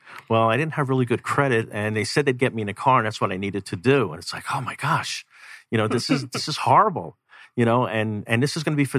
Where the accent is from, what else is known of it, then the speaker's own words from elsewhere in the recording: New York, United States; now in Arizona, United States; I came from New York where you could go down a block, jump on a train, you pay your subway, and you could live without a vehicle if you really wanted to.